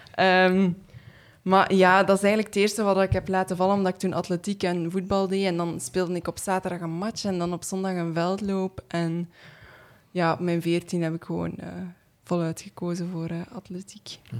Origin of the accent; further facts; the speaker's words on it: East Flanders, Belgium; also born or lived in Hamme / Leuven; ik ben van Oost-Vlaanderen